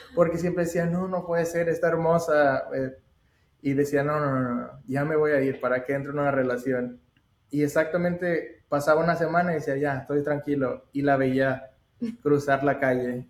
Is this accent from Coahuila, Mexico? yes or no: yes; Saltillo, Coahuila, Mexico; moved away as an adult; also born or lived in United States; yo soy de México, de Saltillo, Coahuila, y solo vine a Estados Unidos para estudiar